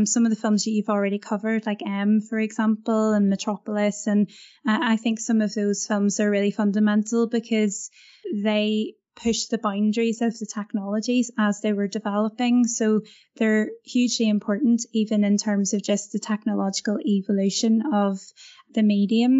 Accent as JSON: {"language": "English", "town": "Belfast", "region": "Northern Ireland", "country": "United Kingdom", "tie": "born or raised there", "said": "Cinema is quite a big deal in Northern Ireland, where I come from. And I grew up in Belfast"}